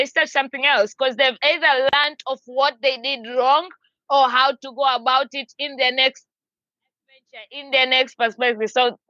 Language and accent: English; Tanzania; It took me a while because I'm originally from Tanzania in East Africa, but I've traveled around. I move around a lot.